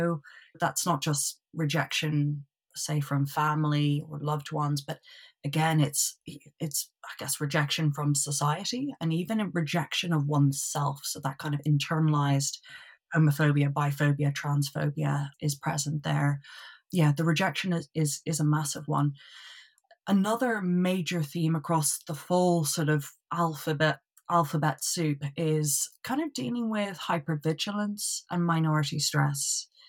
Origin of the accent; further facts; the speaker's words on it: Dublin, Leinster, Ireland; moved away as an adult; So originally from Dublin, and lived in Dublin up until, I believe I was about 23.